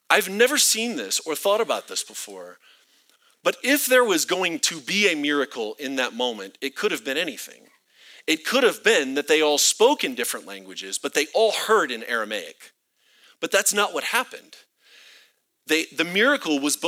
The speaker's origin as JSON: {"language": "English", "region": "Florida", "country": "United States", "moved": "yes", "lives_now": "Colorado Springs, United States", "said": "I'm from Florida, where we have swamp"}